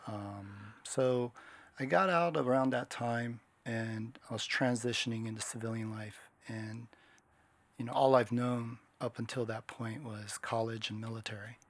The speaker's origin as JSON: {"language": "English", "region": "Washington", "country": "United States", "tie": "born or raised there", "moved": "as an adult", "lives_now": "Japan", "said": "I grew up in Washington State. I was born in Japan. I'm half Japanese"}